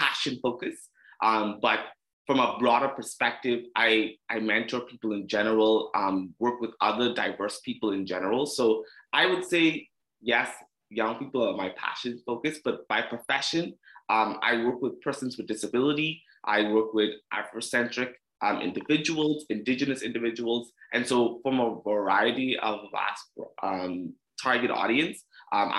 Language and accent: English; Treasure Cay, Abaco, Bahamas; moved away as an adult; also born or lived in Prince Edward Island; now in Halifax, Canada; Grew up all the way in Treasure Key, Abaco, Bahamas. I'm a Bahamian, proud to be a Bahamian